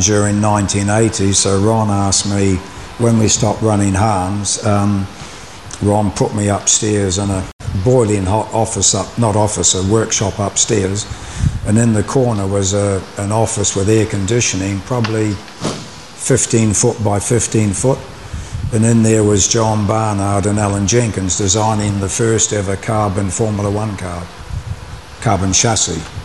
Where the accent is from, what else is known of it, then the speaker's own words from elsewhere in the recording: Dunedin, Otago, New Zealand; moved away as an adult; also born or lived in Auckland; my hometown Dunedin